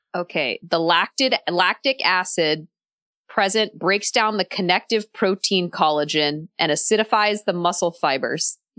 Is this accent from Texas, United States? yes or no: yes; Texas, United States; I'm from Texas